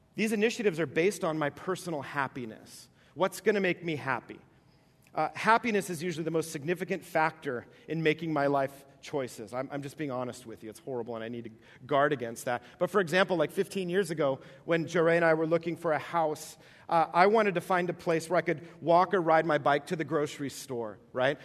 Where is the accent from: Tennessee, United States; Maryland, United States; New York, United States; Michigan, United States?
New York, United States; East Coast; moved away; I grew up on the East Coast, and uh, in New York